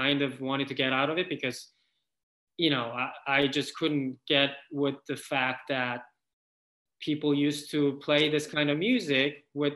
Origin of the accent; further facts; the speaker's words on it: South Korea; moved away as an adult; I grew up in Korea until I was 20 years old, and then I specifically moved here